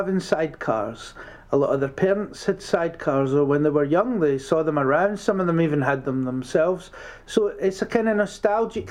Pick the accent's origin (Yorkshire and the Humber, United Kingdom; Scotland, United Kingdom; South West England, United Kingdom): Scotland, United Kingdom; also born or lived in London; now in Midlands, United Kingdom; I'm from Scotland and I lived in London for 13 years